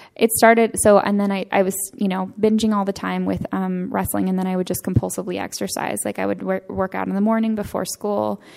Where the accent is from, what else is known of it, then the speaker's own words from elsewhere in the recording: Northern California, United States; I am from Northern California, Santa Fe, California.